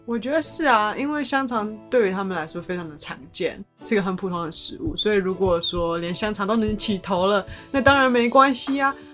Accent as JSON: {"language": "Chinese", "region": "Kaohsiung", "country": "Taiwan", "said": "我是高雄来的嘛"}